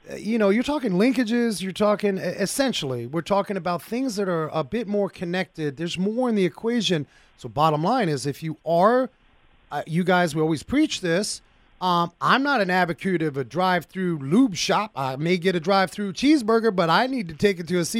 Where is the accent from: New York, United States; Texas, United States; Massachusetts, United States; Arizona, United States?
Arizona, United States; I'm from Arizona